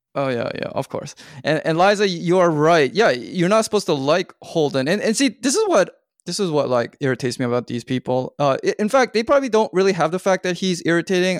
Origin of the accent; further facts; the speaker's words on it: Canada; I'm from Canada